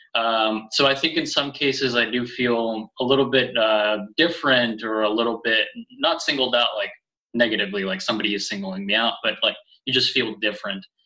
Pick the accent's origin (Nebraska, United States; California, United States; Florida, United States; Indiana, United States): California, United States; first language Spanish; moved away; I grew up in California, and both of my parents are from Mexico.